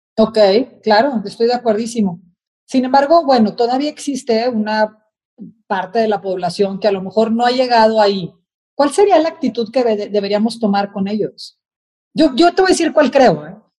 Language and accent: Spanish; Mexico; los mexicanos somos muy solidarios